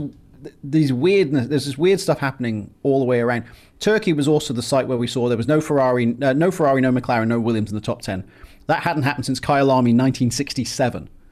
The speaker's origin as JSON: {"language": "English", "region": "England", "country": "United Kingdom", "tie": "born or raised there", "moved": "yes", "lives_now": "United States", "said": "I was born in England and I live in America"}